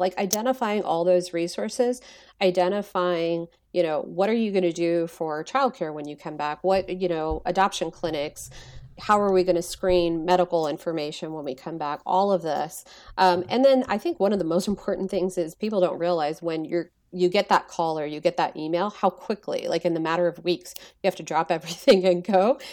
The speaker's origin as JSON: {"language": "English", "region": "Texas", "country": "United States", "tie": "born or raised there", "said": "growing up in Texas"}